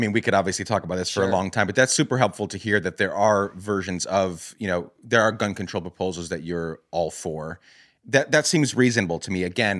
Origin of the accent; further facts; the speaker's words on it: Guatemala; I grew up in Guatemala during the years that the Civil War there was ending, late 1990s.